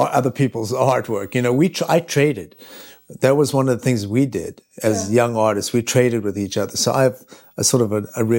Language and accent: English; Switzerland; Or, you know, when we were in New York, I'm from Switzerland, and when I was in New York and I met Daniel